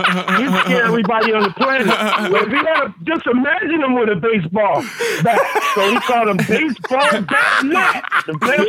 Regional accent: San Francisco, California, United States; born or raised there; also born or lived in Kingston, Jamaica / Daly City

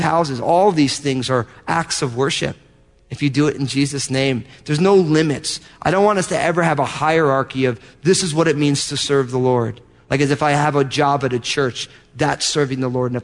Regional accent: New Jersey, United States; I'm from New Jersey.

